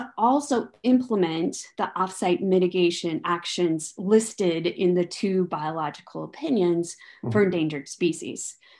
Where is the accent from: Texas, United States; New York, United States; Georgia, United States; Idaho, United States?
Idaho, United States; Idaho Falls; moved away; also born or lived in Washington, D.C. / Oregon; I'm from Idaho Falls. I have public power roots.